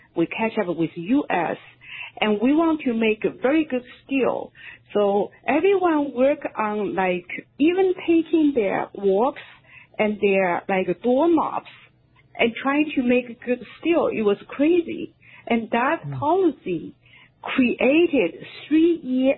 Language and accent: English; China; moved away; I grew up in China